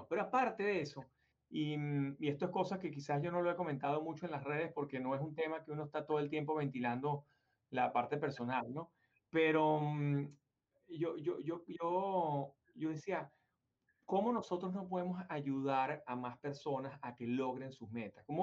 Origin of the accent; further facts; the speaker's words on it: Venezuela; moved away as an adult; nosotros tuvimos muchísimo éxito en Venezuela, muchísimo. De hecho, yo me vine de Venezuela, estaba en el tope de mi carrera, era el CEO de la compañía de corretaje, una de las top ten de Venezuela